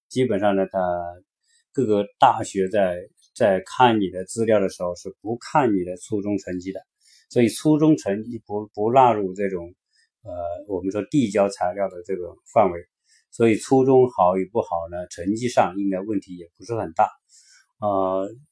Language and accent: Chinese; China; moved away as an adult; now in United States; 我们中国人